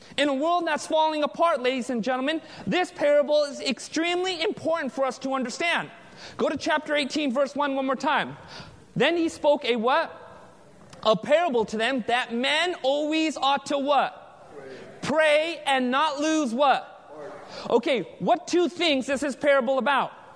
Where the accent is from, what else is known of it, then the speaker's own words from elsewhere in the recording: United States; Being born and raised in America